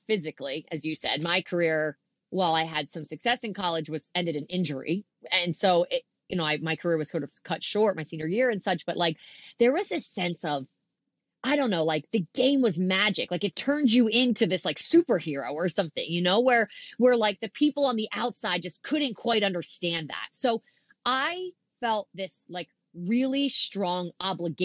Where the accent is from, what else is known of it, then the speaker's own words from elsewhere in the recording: Philadelphia, Pennsylvania, United States; I'm like from Philadelphia